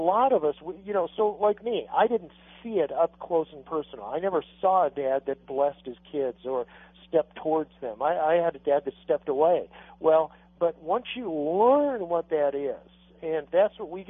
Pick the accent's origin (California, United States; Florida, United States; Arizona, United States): Arizona, United States; I grew up in Arizona where it was okay to hug your horse, not your kid